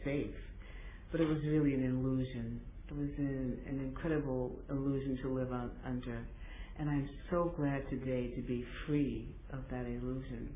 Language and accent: English; New York, United States; I was born in New York to, I was one of three children